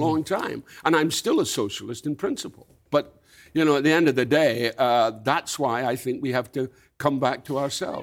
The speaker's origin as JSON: {"language": "English", "region": "Scotland", "country": "United Kingdom", "tie": "born or raised there", "said": "when I grew up in Scotland, it was North Britain"}